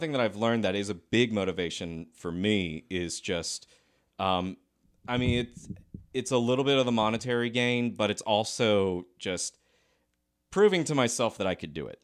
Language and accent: English; Lexington, South Carolina, United States; also born or lived in Decatur, Georgia; I grew up in Lexington, South Carolina